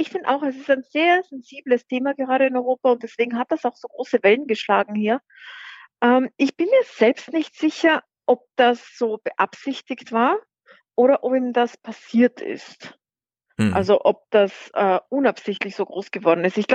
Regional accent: Austria; hat der Kanzler bei uns in Österreich keine Richtlinienkompetenz.

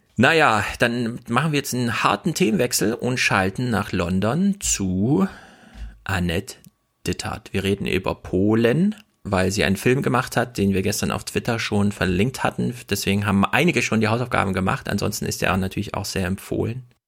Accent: Germany; Bei uns in Deutschland

